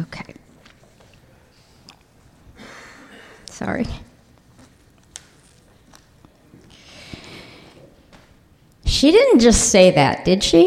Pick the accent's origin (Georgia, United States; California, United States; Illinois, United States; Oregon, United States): Illinois, United States; Highland Park; I grew up in Highland Park, Illinois, an all-Jewish suburb.